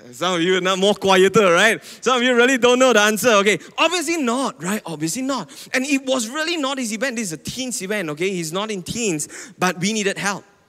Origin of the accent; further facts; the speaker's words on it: Penang, Malaysia; now in Selangor, Malaysia; I'm from Penang, okay? And now I've been living in Selangor for a while now